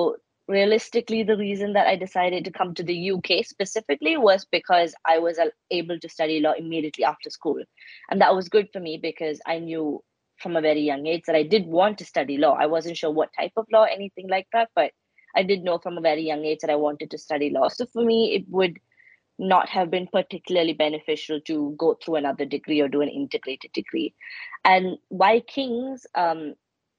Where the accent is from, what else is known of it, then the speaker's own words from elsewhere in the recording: India; moved away as an adult; now in United Kingdom; I grew up in India